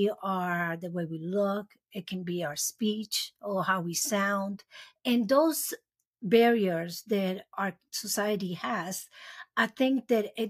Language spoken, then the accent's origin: English; Puerto Rico; moved away as an adult; also born or lived in Hoboken, New Jersey / Charlotte / Memphis / Jacksonville; I was born in Hoboken, New Jersey. I was raised there. Well, I stayed there for 6 years. And then my parents we moved to Puerto Rico. That's where I was raised. I was there from 6 to 10, 18.